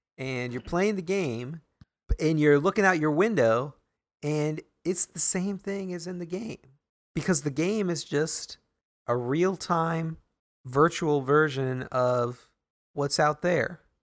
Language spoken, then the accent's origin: English; Grinnell, Iowa, United States; my hometown is very boring